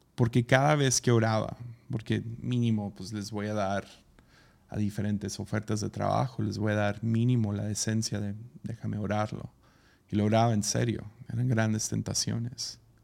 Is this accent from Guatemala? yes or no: no; Tepic, Nayarit, Mexico; Pues ahí del sobaco de México, en Tepic.